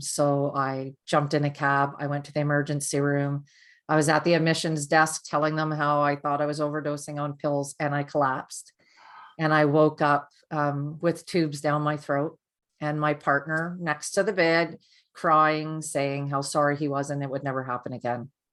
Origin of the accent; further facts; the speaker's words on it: Canada; I'm from Canada